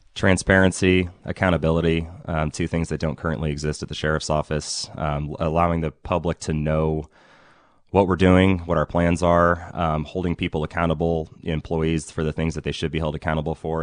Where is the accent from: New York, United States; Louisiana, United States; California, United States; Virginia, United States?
California, United States; Ukiah; I'm from here in Ukiah. I grew up here, um, graduated from Ukiah High in two thousand five